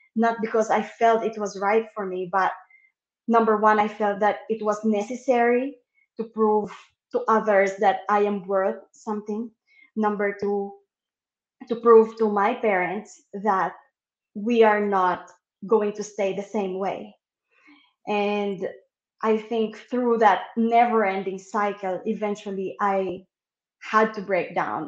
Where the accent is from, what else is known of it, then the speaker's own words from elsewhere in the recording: Manila, Metro Manila, Philippines; moved away as an adult; now in New Zealand; I grew up in Manila and eventually moved to a province a bit south of Manila. And then 10 years ago was when I moved to New Zealand.